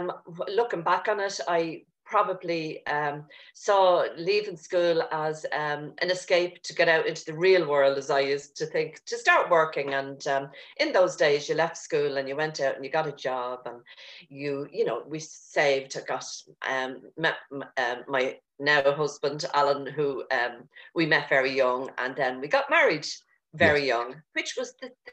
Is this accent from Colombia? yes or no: no; Dublin, Leinster, Ireland; I grew up in Dublin and I had great parents. I was part of a family of four of us siblings and I was number three.